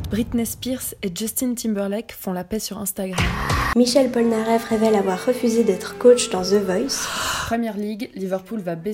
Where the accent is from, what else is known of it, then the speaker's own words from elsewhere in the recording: Yverdon, Vaud, Switzerland; ans, je viens d'Iverdon.